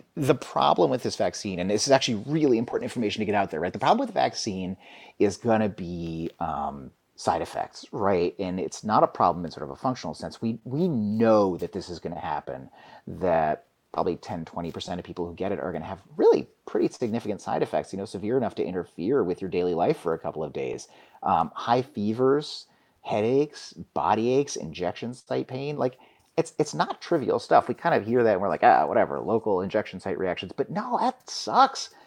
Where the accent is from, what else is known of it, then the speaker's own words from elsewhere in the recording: New York City, New York, United States; moved away as an adult; now in Alaska, United States; I grew up in New York City and I went to medical school there, and my parents still live there